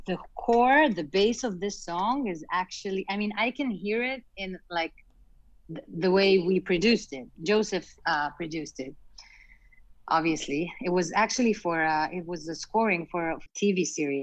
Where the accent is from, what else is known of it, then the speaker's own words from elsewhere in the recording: Israel; I grew up in Israel, such a small country